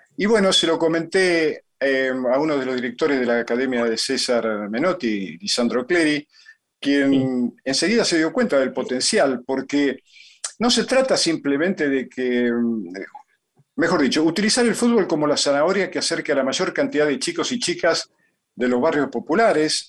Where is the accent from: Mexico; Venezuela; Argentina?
Argentina; Yo nací en Argentina porque, bueno, porque mi mamá estaba acá